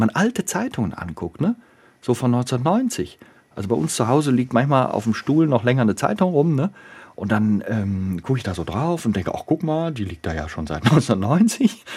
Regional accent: Bonn, North Rhine-Westphalia, Germany; wir beide Rheinländer sind. Ne? Ich bin in Bonn geboren, der Christoph da auch in der Gegend. Also wir sind einfach rheinisch sozialisiert

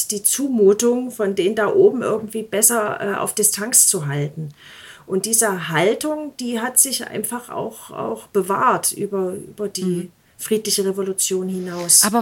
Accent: Eisenach, Thuringia, Germany; moved away as an adult; also born or lived in Leipzig / Elbe-Elster-Kreis; ich bin ja in Eisenach groß geworden, sehr behütet und habe dann in Leipzig studiert und ja, aus diesen städtisch-bürgerlichen Milieus bin ich dann in diese strukturschwache ländliche Region gezogen

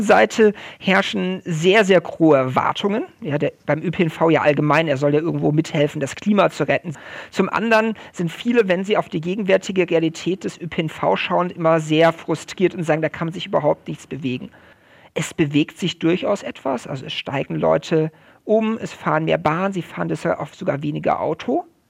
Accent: Germany; bei uns in Deutschland

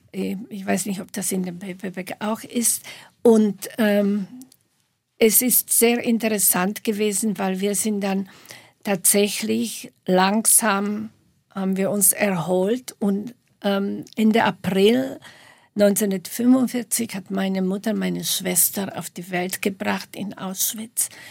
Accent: Slovakia; moved away as an adult; also born or lived in Bratislava; now in Munich, Germany; Ich habe ja die ersten 25, fast 25 Jahre in der Slowakei gelebt, in der damaligen Tschechoslowakei.

